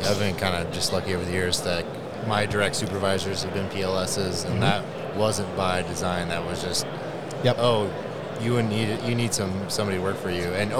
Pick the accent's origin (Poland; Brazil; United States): United States; Washington; moved away; I'm actually originally from Washington State.